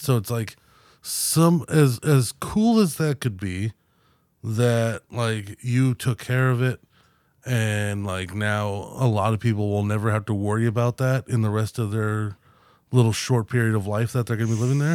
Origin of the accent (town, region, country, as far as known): United States